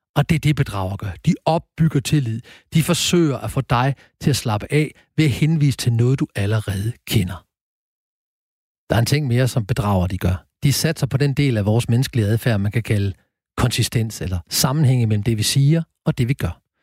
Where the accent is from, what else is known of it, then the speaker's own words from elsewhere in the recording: Horsens, Central Denmark Region, Denmark; er jeg født og opvokset i Horsens